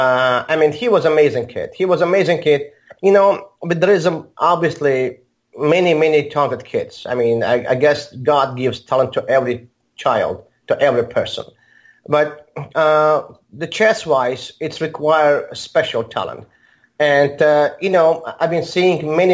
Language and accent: English; Baku, Azerbaijan; English is a second language; also born or lived in Moscow, Russia; now in Armenia; I'm originally from the same city as Mamedyar, from Baku, Azerbaijan